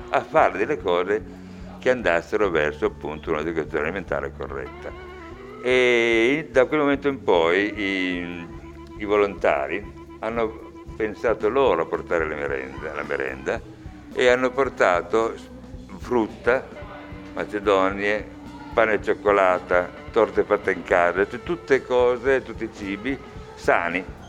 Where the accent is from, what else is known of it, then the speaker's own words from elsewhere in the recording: Turin, Piedmont, Italy; sono nato a Torino e vissuto a Torino sempre, a parte qualche viaggio, ma comunque sempre a Torino